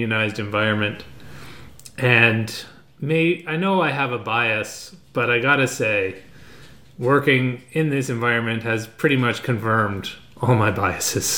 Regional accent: Canada; We're all Canadian.

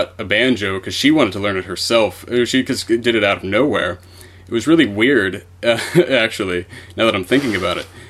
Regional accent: Pittsburgh, Pennsylvania, United States; I'm from Pennsylvania, Pittsburgh, Pennsylvania.

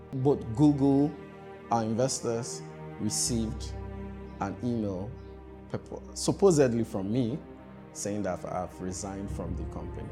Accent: Accra, Greater Accra, Ghana; also born or lived in Keta, Volta Region, Ghana / Eastern Region, Ghana; I come from Ghana, specifically, if you ask me where my hometown is

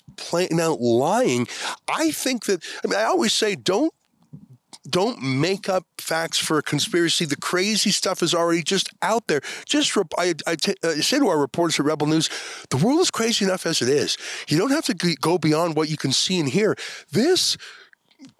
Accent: Canada; my Canadian citizenship

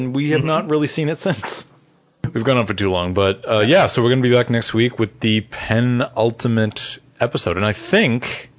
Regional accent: Boston, Massachusetts, United States; accent: Boston; I would say it in my Boston accent, have a happy new year.

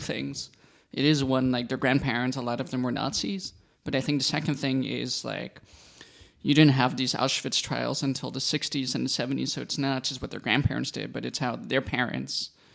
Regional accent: United States; now in Berlin, Germany; I'm an American Jew, half of my family's from Netherlands

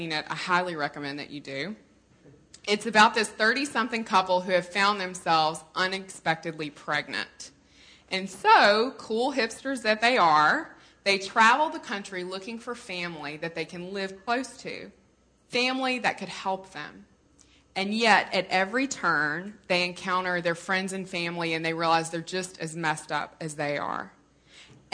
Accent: Mississippi, United States; I'm from Mississippi

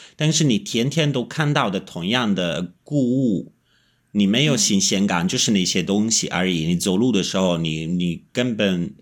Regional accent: Italy; Chinese is a second language; moved away as an adult; also born or lived in Kunming, China / Beijing, China / Shanghai, China; 我是意大利人，但是我断断续续地在中国住过十年了

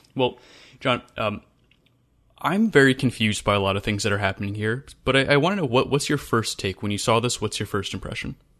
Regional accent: Western Maryland, United States; growing up in Western Maryland

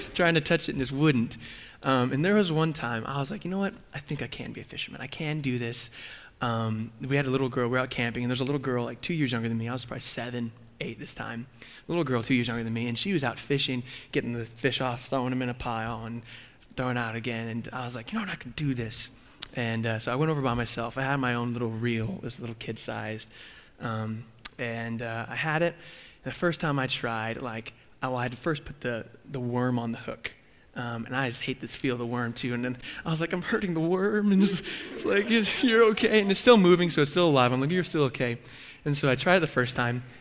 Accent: Texas, United States; moved away; I grew up in Texas.

